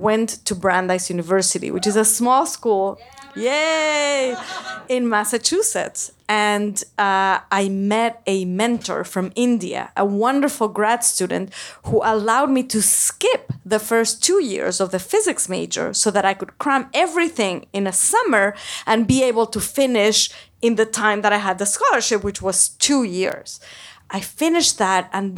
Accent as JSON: {"language": "English", "region": "Mexico City", "country": "Mexico", "tie": "born or raised there", "moved": "yes", "said": "I grew up in Mexico City in a community that was fairly conservative and discouraged women from pursuing a career in science."}